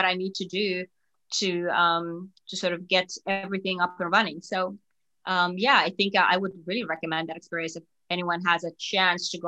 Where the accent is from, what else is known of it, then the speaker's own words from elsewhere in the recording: Finland; moved away as an adult; also born or lived in Singapore; now in New York, United States; I'm from Finland and that's where I grew up and went to college and everything